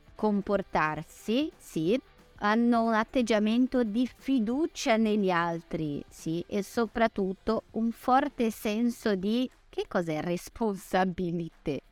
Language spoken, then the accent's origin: Italian; Brazil; Italian is a second language; sono brasilianissima